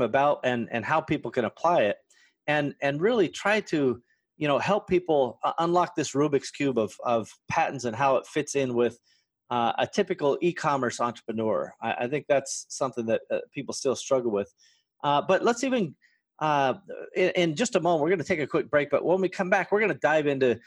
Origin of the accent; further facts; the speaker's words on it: West Coast, United States; us West Coasties